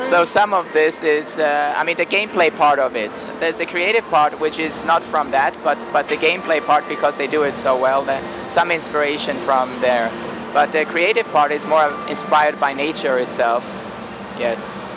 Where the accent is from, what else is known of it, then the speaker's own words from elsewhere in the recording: Norway; I grew up in Norway